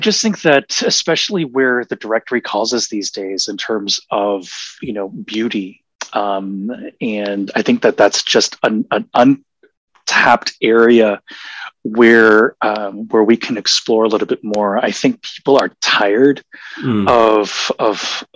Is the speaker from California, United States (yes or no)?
no; Honolulu, Hawaii, United States; moved away; also born or lived in Seattle; I was born in Seattle and raised in Honolulu